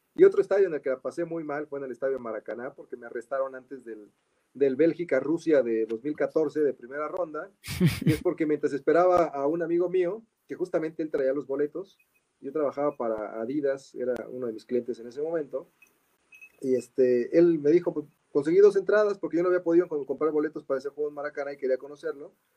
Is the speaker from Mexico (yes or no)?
yes; Mexico; siendo mexicanos